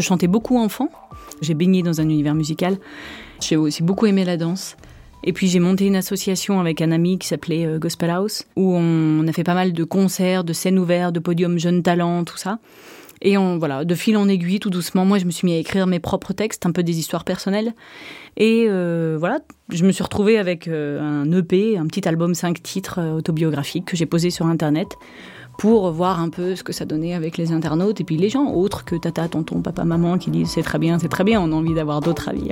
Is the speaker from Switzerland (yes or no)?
yes; Switzerland; j'ai grandi dans un château en Suisse, euh, au château de Montcheron